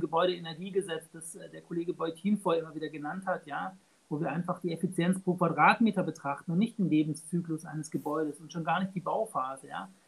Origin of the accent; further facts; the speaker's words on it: Baden-Württemberg, Germany; ich komme aus Baden-Württemberg, ja. Äh, ich lebe in Tübingen